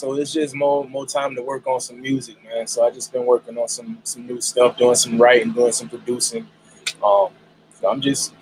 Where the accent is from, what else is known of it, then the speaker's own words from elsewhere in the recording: Jacksonville, Florida, United States; I'm from Jacksonville, Duval County